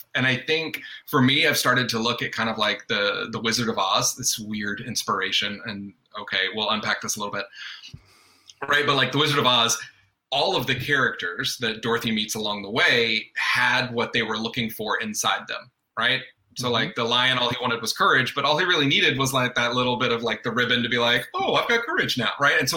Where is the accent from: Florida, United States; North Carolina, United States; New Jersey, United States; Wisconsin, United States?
North Carolina, United States; I mean, I was born and raised in North Carolina. Uh, even though you don't hear an accent, it comes out, uh, you know, uh, every now and then.